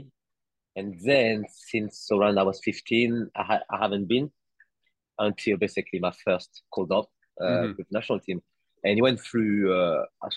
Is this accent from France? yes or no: yes; France; I was born in France, grew up in France. My first relationship with Comoros is through my parents.